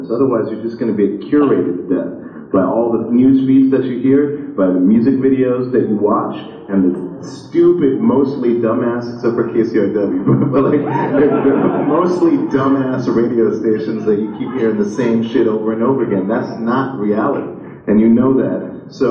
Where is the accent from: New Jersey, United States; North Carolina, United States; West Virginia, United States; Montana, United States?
Montana, United States; When I grew up in Montana in the 80s, uh, we had a lot of funding for the arts and, and science in school.